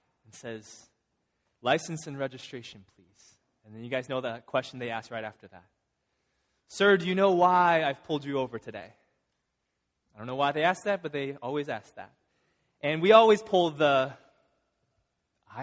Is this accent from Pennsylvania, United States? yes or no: no; Illinois, United States; now in Massachusetts, United States; I'm from Illinois